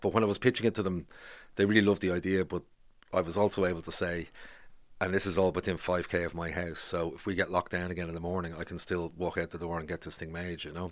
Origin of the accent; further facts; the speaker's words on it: Bray, Leinster, Ireland; moved away as an adult; also born or lived in Grangegorman, Dublin; now in Dublin, Ireland; I grew up in Bray